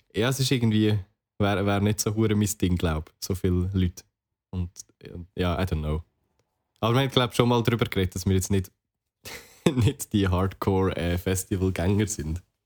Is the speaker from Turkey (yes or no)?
no; Switzerland; als Schweizer